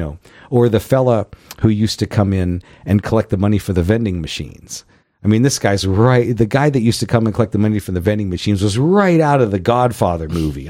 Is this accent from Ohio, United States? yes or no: yes; Youngstown, Ohio, United States; I grew up in Youngstown, Ohio